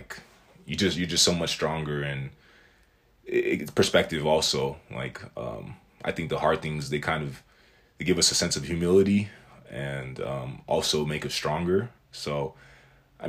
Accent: United States; I was born here

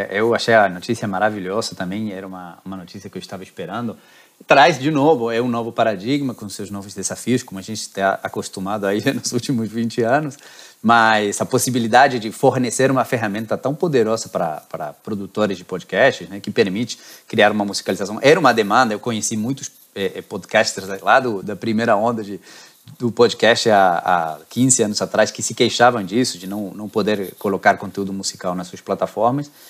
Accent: Argentina; now in Rio de Janeiro, Brazil; eu que sou argentino

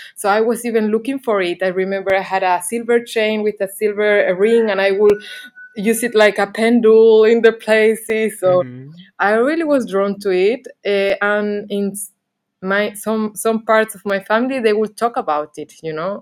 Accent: Canary Islands, Spain; English is a second language; moved away as an adult; also born or lived in Barcelona / England; I'm from Canary Islands, and then I lived some bit in Barcelona

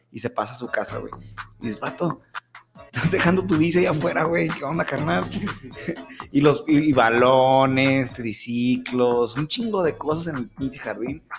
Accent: Mexico; así somos los mexicanos

